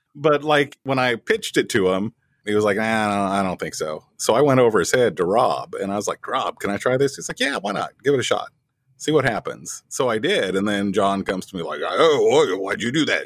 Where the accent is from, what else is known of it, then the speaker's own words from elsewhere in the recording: West Plains, Missouri, United States; also born or lived in Springfield; had my first radio job in, in West Plains, my hometown